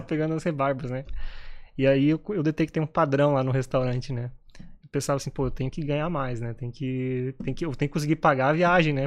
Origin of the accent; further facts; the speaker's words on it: Brazil; moved away as an adult; eu sou brasileiro